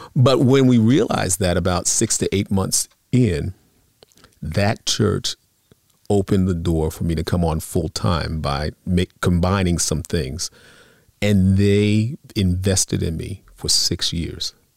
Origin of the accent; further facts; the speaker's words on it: Long Island, New York, United States; also born or lived in Bronx, New York; now in New Jersey, United States; I grew up on Long Island. So very, I was near the city